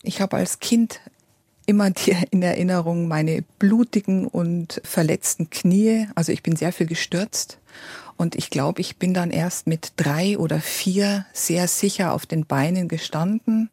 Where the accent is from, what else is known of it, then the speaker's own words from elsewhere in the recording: Weiden, Bavaria, Germany; in dieser Stadt, wo ich geboren bin, das ist in der Oberpfalz, in Weiden